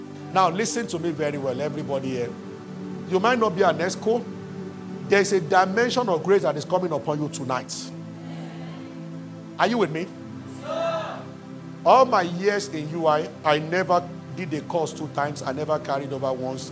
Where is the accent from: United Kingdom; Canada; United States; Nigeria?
Nigeria; as a Nigerian